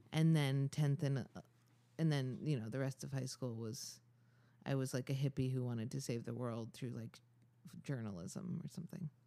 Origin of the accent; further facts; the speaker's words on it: Ithaca, New York, United States; I'm from Ithaca, New York.